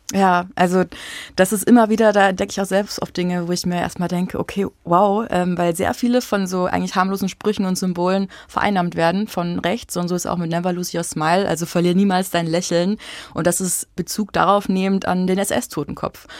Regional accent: Bavaria, Germany; now in Leipzig, Germany; in meiner Heimat in Bayern

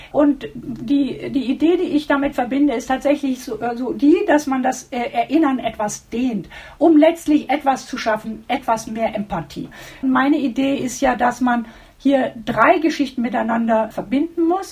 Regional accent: Germany; wir uns äh, als Deutsche

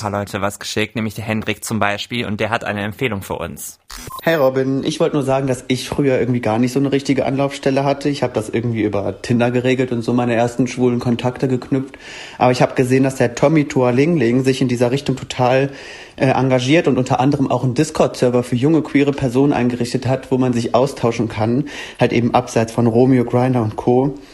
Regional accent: Rhine-Main area, Germany; im Rhein-Main-Gebiet, wo ich herkomme

